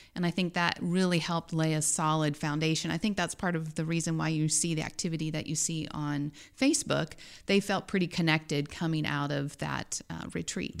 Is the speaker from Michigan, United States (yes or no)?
no; Dodge City, Kansas, United States; moved away as an adult; also born or lived in Denver, Colorado; now in Columbia, United States; I grew up in Dodge City, western Kansas